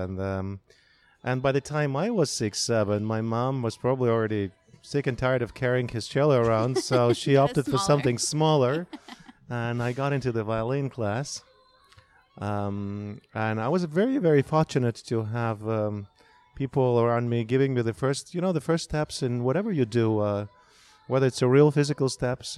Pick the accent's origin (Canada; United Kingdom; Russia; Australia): Russia; moved away as an adult; growing up in Russia